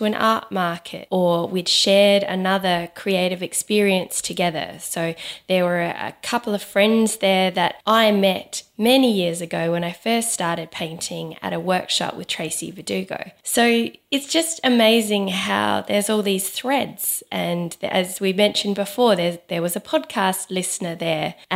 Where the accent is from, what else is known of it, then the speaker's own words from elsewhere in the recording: Adelaide, South Australia, Australia; moved away; my hometown, Adelaide.